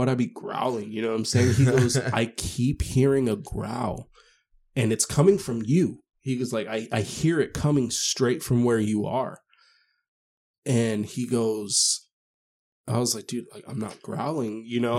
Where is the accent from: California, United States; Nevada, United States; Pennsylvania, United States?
Nevada, United States; Las Vegas; I've never been, so even though I'm from Vegas